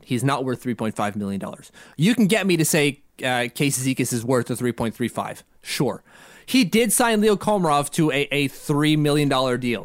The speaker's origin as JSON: {"language": "English", "town": "Ottawa", "region": "Ontario", "country": "Canada", "tie": "born or raised there", "said": "He's from my hometown"}